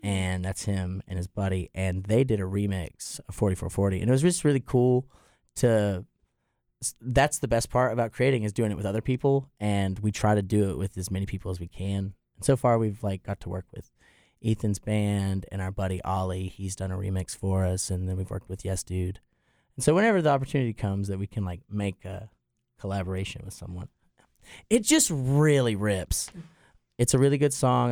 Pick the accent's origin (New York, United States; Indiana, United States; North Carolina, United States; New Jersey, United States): North Carolina, United States; Plumtree; now in Boone, United States; I grew up an hour away in Plum Tree, deep in the holler.